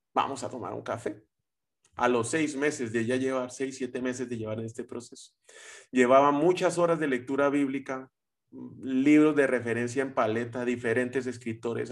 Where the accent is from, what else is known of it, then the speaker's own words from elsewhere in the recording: Colombia; soy colombiano